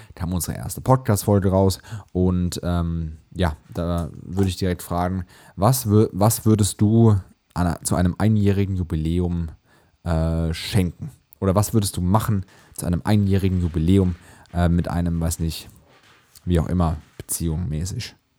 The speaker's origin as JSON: {"language": "German", "region": "Hesse", "country": "Germany", "said": "bei uns in Hessen"}